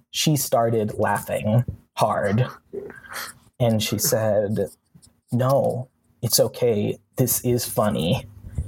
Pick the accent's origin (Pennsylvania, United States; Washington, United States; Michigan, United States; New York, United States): Washington, United States; moved away as an adult; now in Los Angeles, United States; I'm from Washington